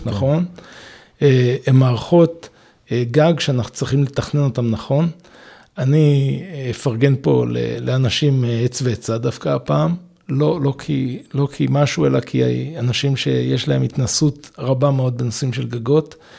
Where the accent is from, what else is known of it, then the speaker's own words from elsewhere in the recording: Israel; moved away; זה גם יחזיר אותי ליד הבית שלי, אני בן קיבוץ בכר